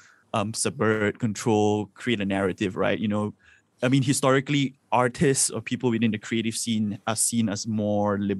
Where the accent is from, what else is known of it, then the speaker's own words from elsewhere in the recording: Subang Jaya, Selangor, Malaysia; I grew up in Subang Jaya